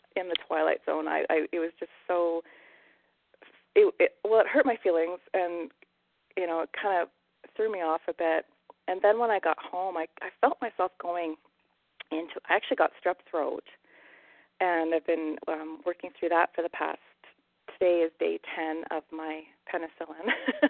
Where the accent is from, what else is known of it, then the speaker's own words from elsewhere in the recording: Alberta, Canada; moved away as an adult; now in Vancouver Island, Canada; I'm a prairie girl. I'm from Alberta, so um, I moved our family, our little family here to Vancouver Island